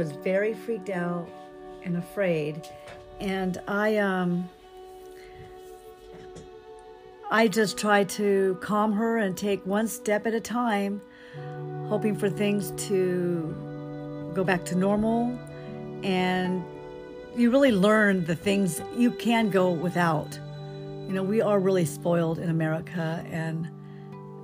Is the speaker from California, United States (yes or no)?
yes; Downey, California, United States; also born or lived in Albuquerque, New Mexico; now in Hemet, United States; Originally, I was born in Albuquerque, New Mexico, and I grew up in Downey, California. But I've lived in Hemet for the last 25 years.